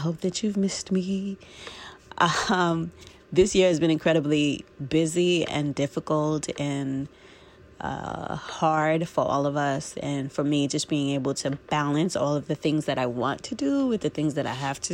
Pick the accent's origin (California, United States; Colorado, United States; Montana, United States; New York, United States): New York, United States; New York City; in private practice in my hometown of Brooklyn, New York.